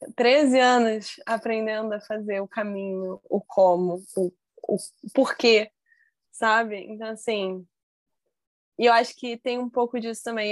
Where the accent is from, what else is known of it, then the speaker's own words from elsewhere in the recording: Brazil; eu vou ser bailarina no meu país